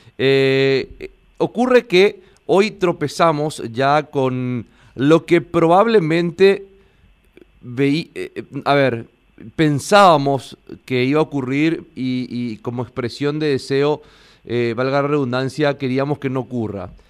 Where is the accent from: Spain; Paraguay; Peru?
Paraguay; como el paraguayo siempre nos estamos acostumbrados a hacer las cosas a última hora